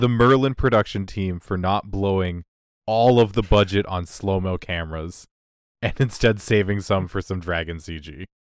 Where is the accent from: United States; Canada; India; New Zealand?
Canada; as a Canadian